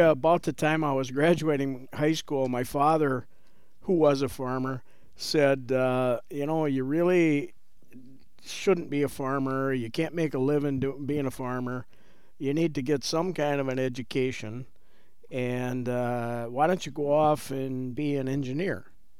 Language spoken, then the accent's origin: English; Chippewa Falls, Wisconsin, United States; I am a local farm kid, born and raised in Chippewa Falls.